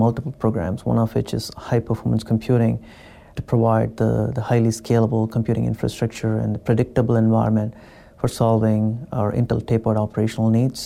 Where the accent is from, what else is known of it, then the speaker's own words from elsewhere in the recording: India; moved away as an adult; also born or lived in London, United Kingdom; now in Oregon, United States; I've never traveled outside of my home state the first 21 years in my life